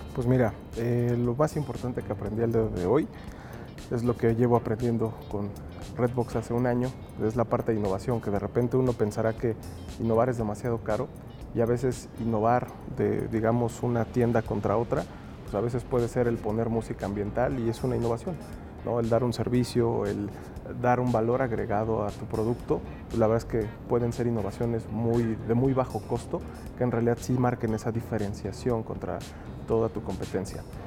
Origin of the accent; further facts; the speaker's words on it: Mexico; tenemos como mexicanos